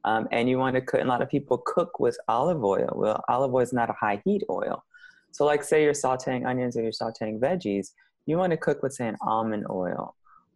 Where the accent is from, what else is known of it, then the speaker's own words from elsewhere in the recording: Chicago, Illinois, United States; I'm from Chicago.